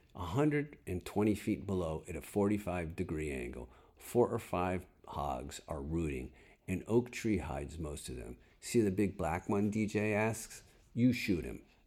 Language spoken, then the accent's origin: English; Connecticut, United States; moved away; I know snow. I'm from Connecticut